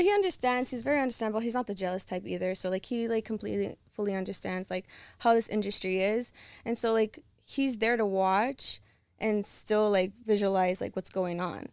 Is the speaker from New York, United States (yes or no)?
no; Los Angeles, California, United States; California, but I'm from L A.